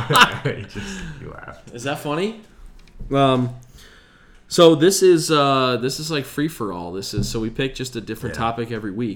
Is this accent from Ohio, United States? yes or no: yes; Strongsville, Ohio, United States; I grew up in Strongsville